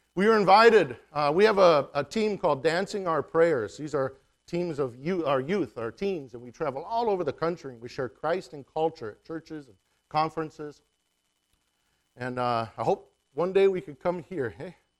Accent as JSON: {"language": "English", "area": "Yakama Nation", "region": "Washington", "country": "United States", "said": "we're from the Yakima Nation"}